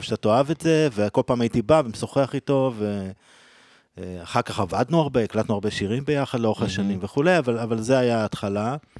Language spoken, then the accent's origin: Hebrew; Israel; אני גדלתי בקיבוץ